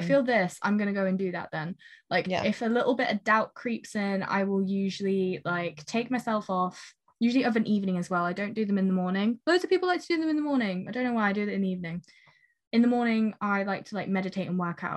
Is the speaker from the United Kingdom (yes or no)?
yes; United Kingdom; as British people